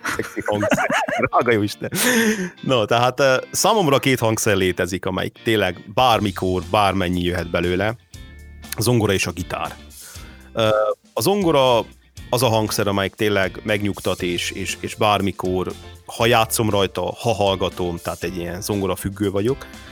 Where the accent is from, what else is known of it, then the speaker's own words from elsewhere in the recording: Hungary; Én abban a korszakban nőttem fel, amikor ő, amikor ő nagy sztár volt idehaza.